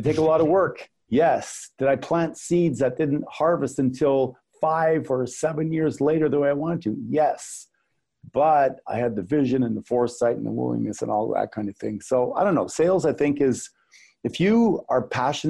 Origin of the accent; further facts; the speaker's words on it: Canada; I'm Canadian